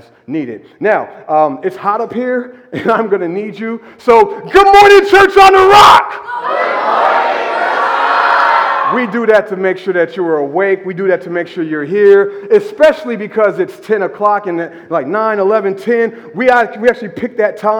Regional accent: United States; we're American

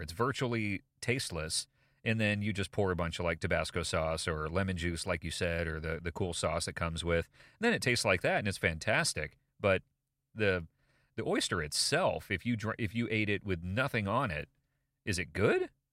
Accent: United States; as an American

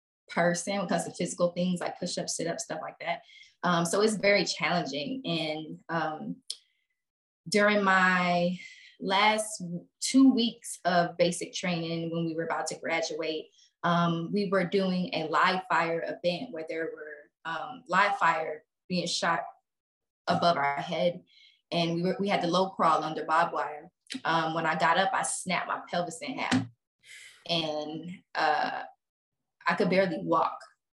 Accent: Texas, United States; this bitch don't know I'm from Texas.

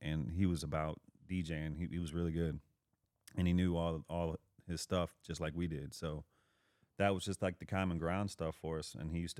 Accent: Overland, Missouri, United States; born or raised there

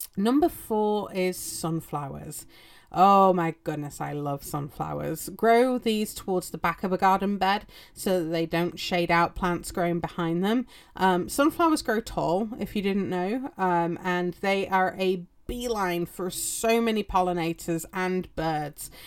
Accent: England, United Kingdom; or as we know them in England

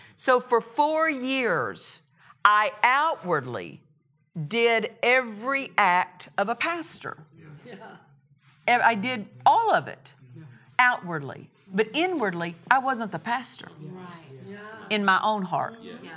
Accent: Oklahoma, United States; moved away as an adult; now in Murrieta, United States; I was from Oklahoma

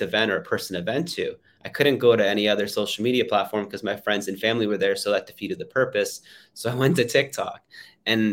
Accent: Canada; I flew back home to my hometown in Canada

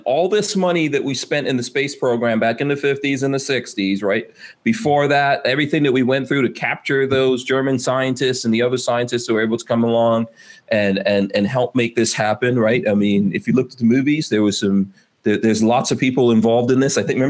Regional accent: Guyana; born there; including where I was born in Guyana

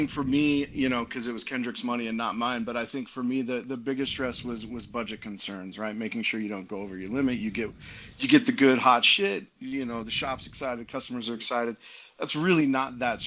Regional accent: Utah, United States; also born or lived in Santiago, Dominican Republic; We're both from Utah. We both grew up here

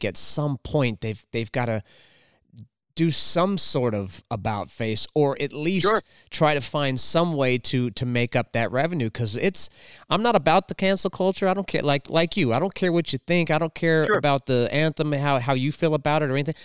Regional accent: Southern California, United States; I grew up raised in Southern California

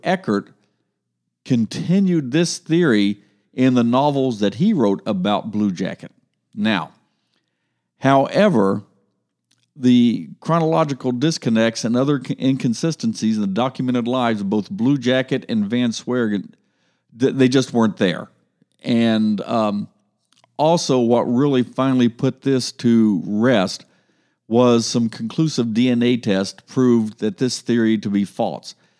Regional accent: Ohio, United States; we're from Ohio

